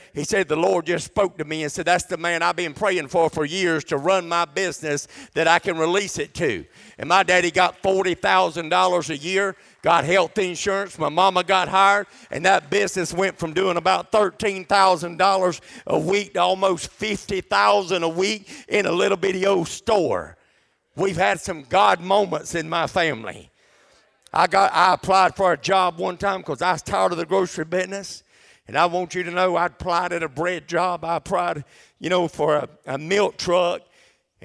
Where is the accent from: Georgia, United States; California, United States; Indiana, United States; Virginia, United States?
Georgia, United States; Adel; also born or lived in Dalton, Georgia; We were so poor when we moved from Dalton, Georgia. We moved down here in 1981. My daddy went to work at a little grocery company in Adel